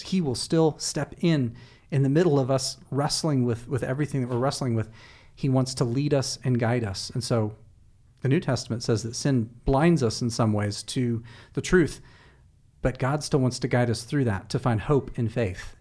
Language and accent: English; United States; as American Westerners